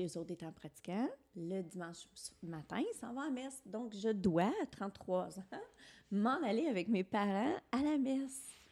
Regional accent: Alexandria, Ontario, Canada; moved away as an adult; mon village. Quand je l'ai quitté à 19 ans

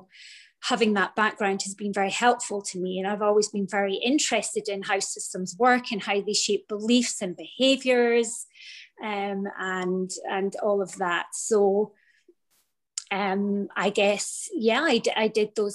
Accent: Scotland, United Kingdom; moved away as an adult; now in Florida, United States; I'm from Scotland. I'm currently living in Florida. We've been here for 4 years.

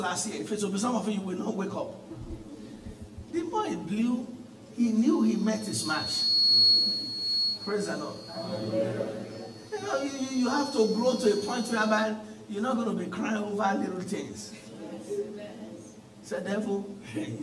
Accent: Nigeria; moved away as an adult; where I came from Nigeria

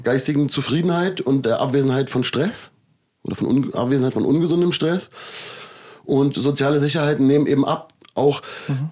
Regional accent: Germany; Ich bin ja in Deutschland aufgewachsen

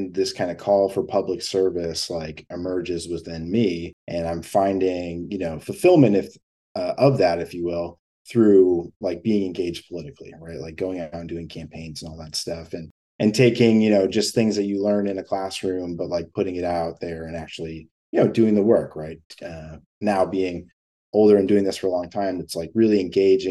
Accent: Rochester, New York, United States; moved away as an adult; also born or lived in Finger Lakes, New York; now in Manhattan, United States; I'm from Rochester, New York

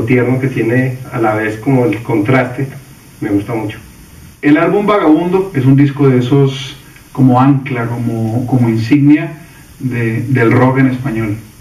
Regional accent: Colombia; cantautor colombiano

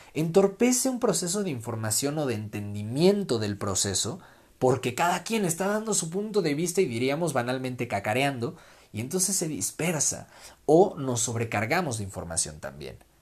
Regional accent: Mexico; para los que somos mexicanos

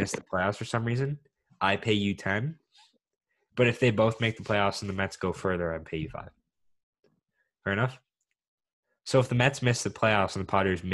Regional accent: Canada; we're from Canada and this kind of how we've been raised.

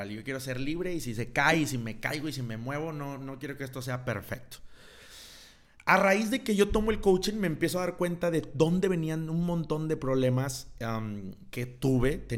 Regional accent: Monterrey, Nuevo León, Mexico; Yo soy de Monterrey, de la ciudad de Monterrey, Nuevo León.

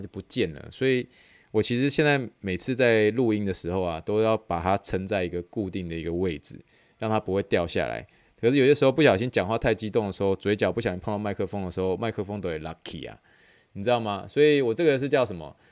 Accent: Taiwan; 因为我们台湾人喜欢吃，习惯吃臭豆腐

